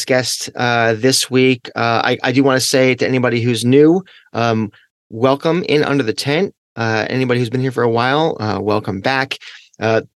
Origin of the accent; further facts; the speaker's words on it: Connecticut, United States; I am from Connecticut